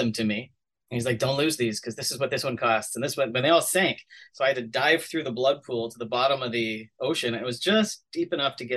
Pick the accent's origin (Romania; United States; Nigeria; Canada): Canada; Southern Canada; I grew up in Southern Canada. So I was in Canada, but I grew up listening to American television and American radio